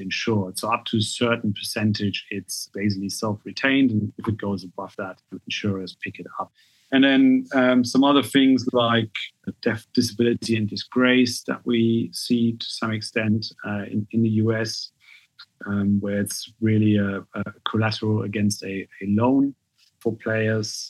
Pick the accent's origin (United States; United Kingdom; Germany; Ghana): Germany; moved away; I'm German, right? I'm half English, but I grew up in Germany